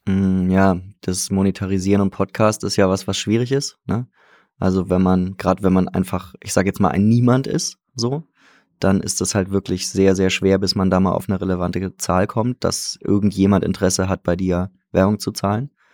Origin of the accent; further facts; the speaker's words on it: Hamburg, Germany; now in Salzburg, Austria; Ich bin Hamburger eigentlich